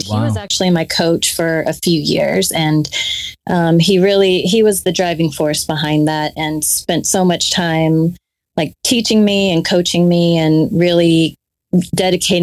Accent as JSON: {"language": "English", "town": "Dallas", "region": "Texas", "country": "United States", "tie": "born or raised there", "also_born_or_lived": "Oklahoma State / Houston", "said": "I currently live in the North Dallas area and was actually born and raised in Dallas"}